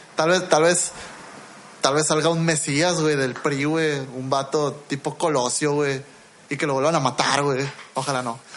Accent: Mexico; Yo también soy mexicano

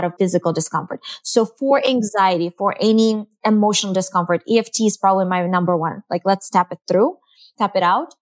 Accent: Eastern Ukraine, Ukraine; now in United States; I'm from the Eastern Ukraine, which is very different than Western Ukraine. So I grew up with the label of Orthodox

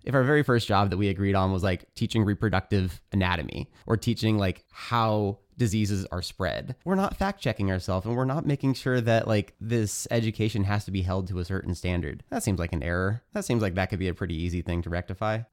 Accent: United States; also born or lived in California; growing up in America

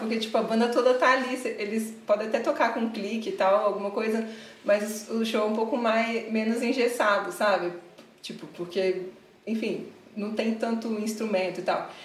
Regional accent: Vitória, Espírito Santo, Brazil; moved away as an adult; now in São Paulo, Brazil; eu sou de Vitória, Espírito Santo

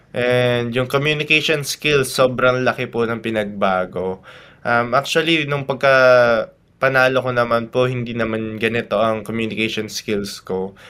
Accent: Tarlac, Central Luzon, Philippines; representing my hometown province Tarlac

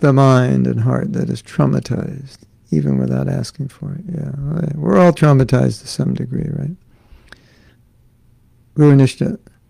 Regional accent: Los Angeles, California, United States; I grew up in Los Angeles. And you might say, oh, Los Angeles, it's such a big city.

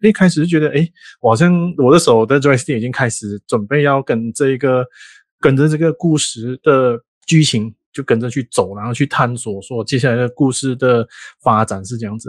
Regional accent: Malaysia; 我们马来西亚跟泰国是邻国

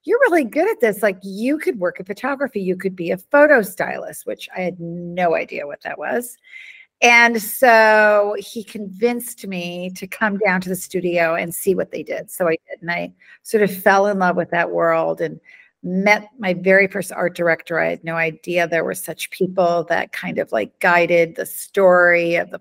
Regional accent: Wisconsin, United States; moved away as an adult; also born or lived in Budapest, Hungary / New York City / Atlanta / Italian Riviera; now in Italy; I grew up in Wisconsin. That's where my parents immigrated

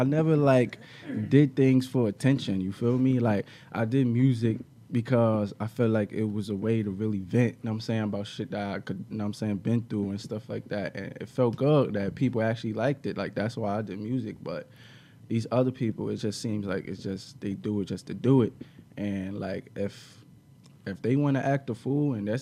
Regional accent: New York City, New York, United States; we grew up in Brooklyn

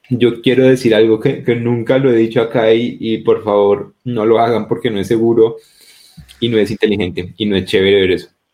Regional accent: Colombia

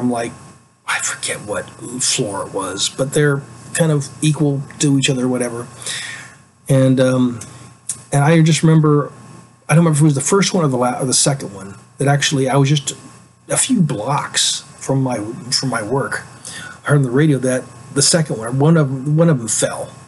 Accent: United States; as an American

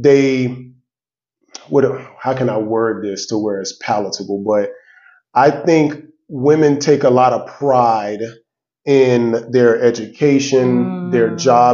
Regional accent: Miami, Florida, United States; now in Atlanta, United States; I'm from Miami, Florida, originally. I'm here in Atlanta

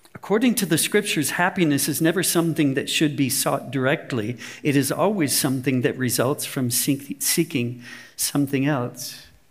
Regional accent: United States; moved away as an adult; now in Germany; I look, walk, and talk like an American

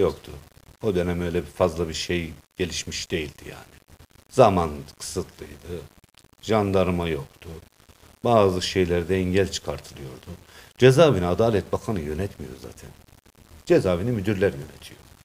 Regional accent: Develi, Kayseri Province, Turkey; Kayseri'nin Develi'de 1960 doğumluyum

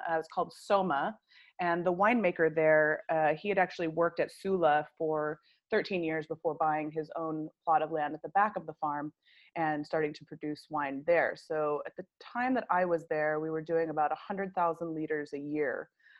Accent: United States; So obviously you can tell by my accent that I am not South African. I grew up in America and lived kind of all over the place.

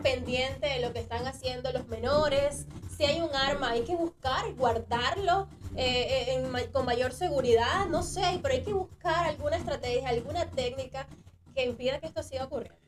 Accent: Maracaibo, Zulia, Venezuela; also born or lived in Caracas; now in Tampa, United States; venezolana, ya lo dijiste, maracucha.

